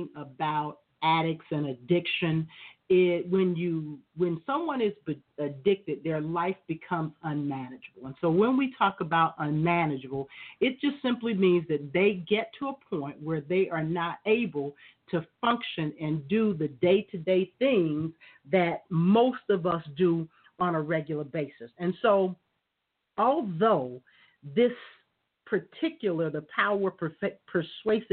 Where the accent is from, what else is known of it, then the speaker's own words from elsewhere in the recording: Florida, United States; I grew up in Florida